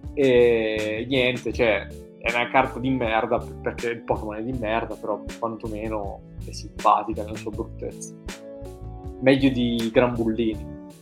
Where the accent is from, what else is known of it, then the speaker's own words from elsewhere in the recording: Italy; noi italiani